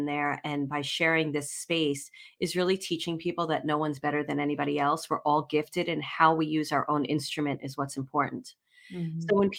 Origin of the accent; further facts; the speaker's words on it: Brooklyn, New York, United States; born there; So I was born in Brooklyn.